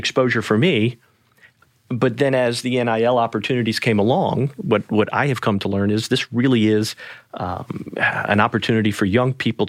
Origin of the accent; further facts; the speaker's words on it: New Orleans, Louisiana, United States; So I'm from New Orleans, Louisiana originally, born mm-hmm. and raised. Spent the first 18 years of life there.